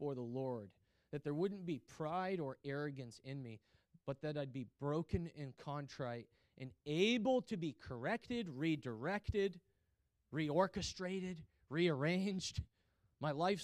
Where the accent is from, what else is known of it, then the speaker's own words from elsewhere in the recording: United States; I'm really American.